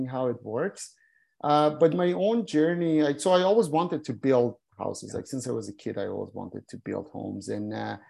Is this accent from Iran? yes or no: yes; Iran; moved away; I was born in Iran